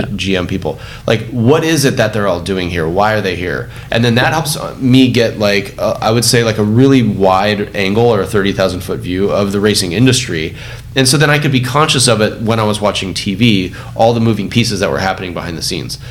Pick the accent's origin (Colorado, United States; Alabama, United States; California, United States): California, United States; Orange County; I grew up in Orange County